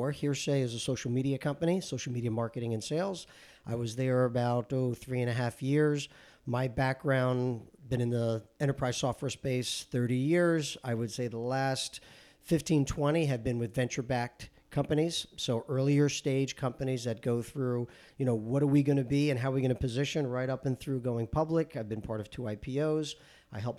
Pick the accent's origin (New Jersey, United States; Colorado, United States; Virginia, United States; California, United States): New Jersey, United States; Paterson; I grew up in New Jersey. Okay. I grew up in Paterson, New Jersey, very proud of it, blue collar town.